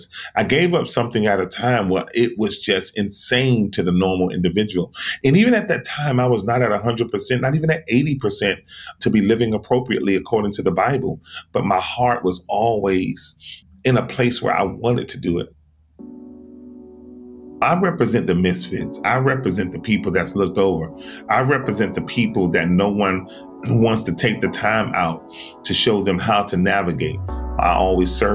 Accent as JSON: {"language": "English", "town": "Miami", "region": "Florida", "country": "United States", "tie": "born or raised there", "said": "I am from Miami, Florida. I am a singer, songwriter, producer, and I am also an entrepreneur. Growing up in South Florida"}